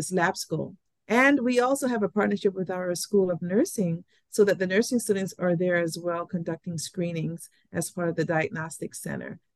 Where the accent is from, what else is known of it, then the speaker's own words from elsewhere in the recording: U.S. Virgin Islands; moved away; also born or lived in New York; while I was born in St. Thomas, I spent half of my childhood years in New York. I returned to St. Thomas first as a 10-year-old.